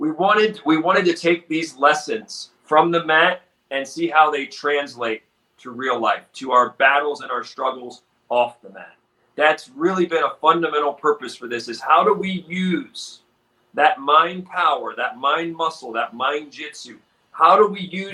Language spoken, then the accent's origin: English; Baltimore, Maryland, United States; I grew up in Baltimore